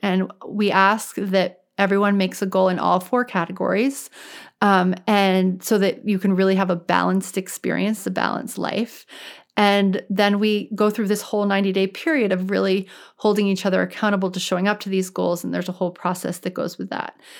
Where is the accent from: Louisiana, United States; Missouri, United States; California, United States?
Louisiana, United States; New Orleans; now in Boston, United States; I'm actually from New Orleans.